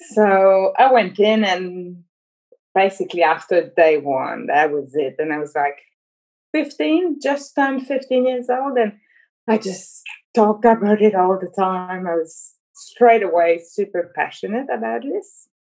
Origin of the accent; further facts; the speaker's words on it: Montreal, Quebec, Canada; I'm from Montreal